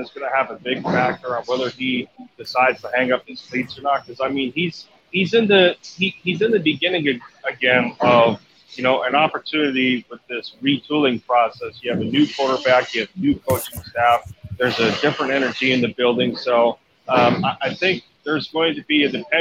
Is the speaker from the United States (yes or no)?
yes; Pennsylvania, United States; now in Tennessee, United States; I was native to Pennsylvania, but I now live in Tennessee